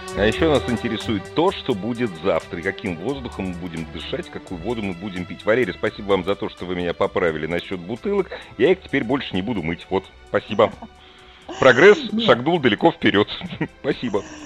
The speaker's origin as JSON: {"language": "Russian", "region": "Moscow", "country": "Russia", "said": "я просто москвич"}